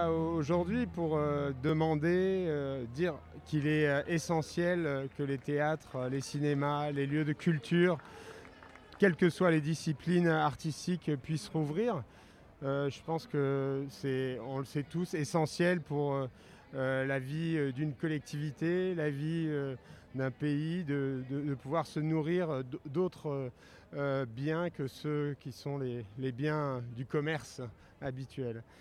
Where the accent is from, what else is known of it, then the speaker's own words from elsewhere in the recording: Kabylie, Algeria; je suis un kabyle.